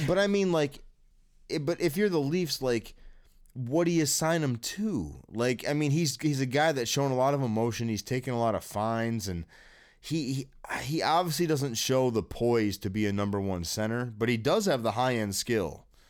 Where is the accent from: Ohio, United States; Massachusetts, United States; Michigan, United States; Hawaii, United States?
Michigan, United States; East Lansing; I live in East Lansing, Michigan. I was born in East Lansing, Michigan. I grew up here.